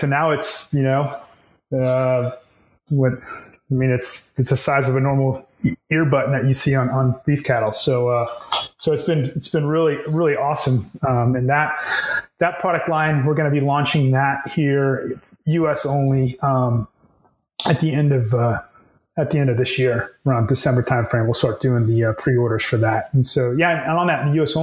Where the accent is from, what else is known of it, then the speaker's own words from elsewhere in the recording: Texas, United States; I'm from Texas, grew up in Texas